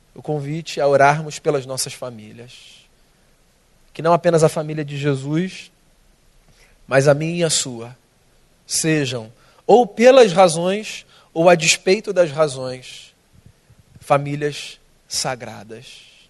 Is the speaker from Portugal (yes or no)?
no; Rio de Janeiro, Brazil; eu sou carioca, tá? Nasci aqui, minha vida toda aqui